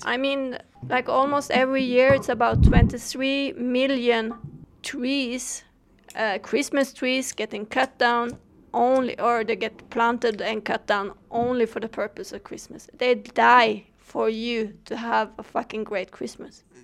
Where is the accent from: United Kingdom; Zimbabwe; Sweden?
Sweden; I come from Sweden